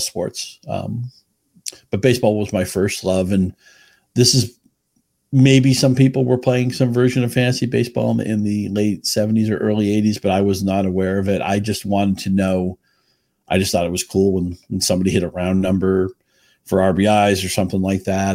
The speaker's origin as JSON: {"language": "English", "town": "Chelmsford", "region": "Massachusetts", "country": "United States", "tie": "born or raised there", "also_born_or_lived": "Rhode Island", "said": "I grew up in New England, Chelmsford, Massachusetts, just short of the New Hampshire border"}